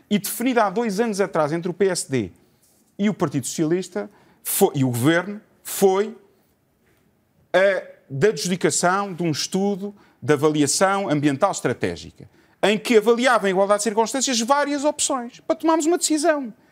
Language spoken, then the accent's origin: Portuguese; Portugal; Eu vivo em Portugal, eu sou português.